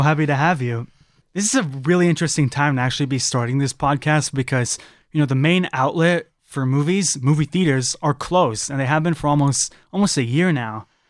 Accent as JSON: {"language": "English", "region": "California", "country": "United States", "moved": "yes", "said": "I'm from California"}